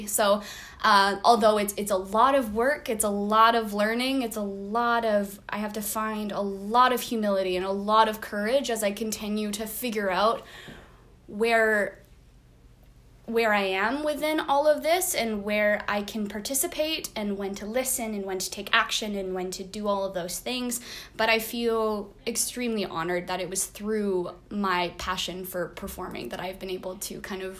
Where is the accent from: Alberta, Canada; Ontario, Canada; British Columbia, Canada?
British Columbia, Canada; White Rock; also born or lived in North Vancouver; I grew up in White Rock, BC, on the territory of the Semiahmoo people. And then I went to university in North Van on Coast Salish territory.